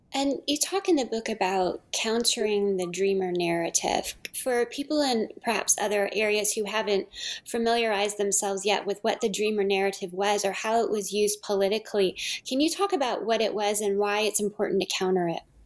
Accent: California, United States; as a Californian

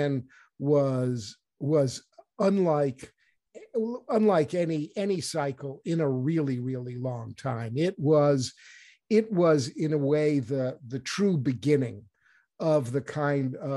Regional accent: New Hampshire, United States; started in New Hampshire in my home state

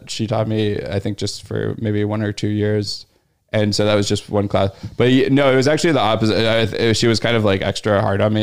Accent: Louisville, Kentucky, United States; moved away as an adult; also born or lived in Pittsburgh, Pennsylvania / Beloit, Wisconsin / Chicago, Illinois; now in New York, United States; The college town was like definitely a lot smaller than my hometown.

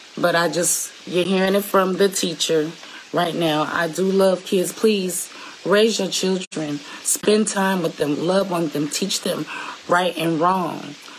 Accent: Seattle, Washington, United States; I'm from Seattle, Washington, the 206, the West Coast

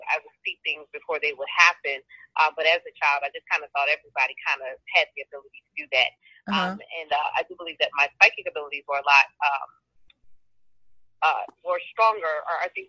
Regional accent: New Orleans, Louisiana, United States; now in Atlanta, United States; I live in Atlanta, Georgia, and I'm originally from New Orleans, Louisiana.

